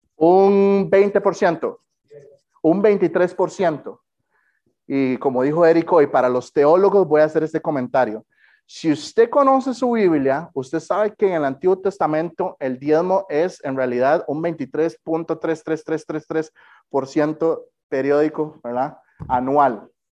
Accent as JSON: {"language": "Spanish", "country": "Costa Rica", "said": "soy de Costa Rica"}